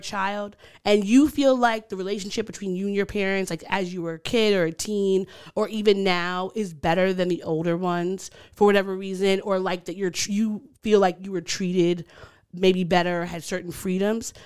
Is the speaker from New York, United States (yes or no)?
yes; Long Island, New York, United States; accent: Long Island; my Long Island accent